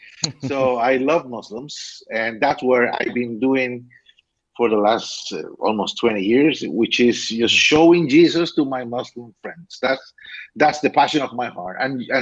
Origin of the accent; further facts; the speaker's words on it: Costa Rica; now in Valencia, Spain; I was born in Costa Rica, Latin America.